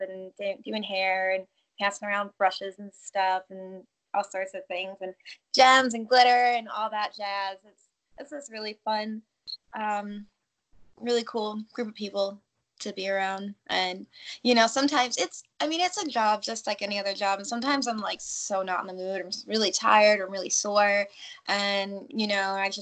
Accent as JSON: {"language": "English", "region": "New York", "country": "United States", "tie": "born or raised there", "said": "I grew up in New York."}